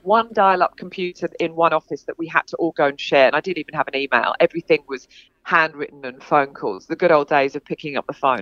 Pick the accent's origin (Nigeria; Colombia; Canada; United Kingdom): United Kingdom; England; moved away as an adult; also born or lived in London; now in Sydney, Australia; I'm from England. Um, I've been here for 20 years. Um, I live in Sydney